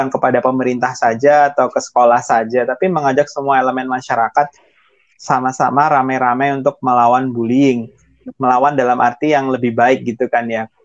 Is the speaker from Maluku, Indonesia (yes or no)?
yes; Ambon, Maluku, Indonesia; saya kan dengan saya ini beda secara fisik dengan teman-teman saya di Ambon gitu